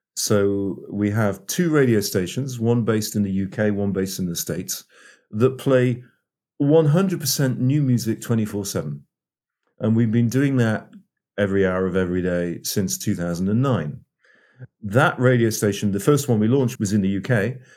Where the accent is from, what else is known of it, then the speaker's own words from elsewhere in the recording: North East England, United Kingdom; moved away as an adult; also born or lived in Oxford / London; I'm English, born and raised in the northeast of England